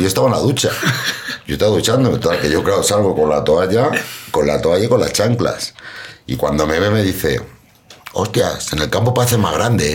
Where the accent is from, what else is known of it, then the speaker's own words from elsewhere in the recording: Madrid, Community of Madrid, Spain; soy de un barrio de, de Vicálvaro, de un barrio de Madrid, barrio obrero, eh, me crié toda mi vida allí, en Vicálvaro